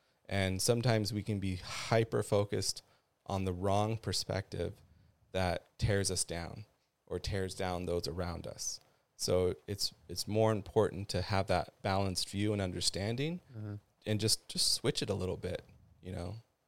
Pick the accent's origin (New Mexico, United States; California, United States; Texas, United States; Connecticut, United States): California, United States; Ventura; also born or lived in Ojai, California / Venice, California / Hawaii; I was born in Ojai. Okay. Raised in Ventura off of the avenue. Lived all up and down the avenue, midtown.